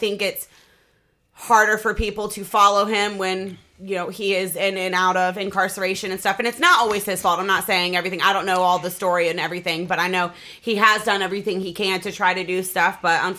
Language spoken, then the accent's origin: English; Norfolk, Virginia, United States; I'm from Norfolk, so it's a regular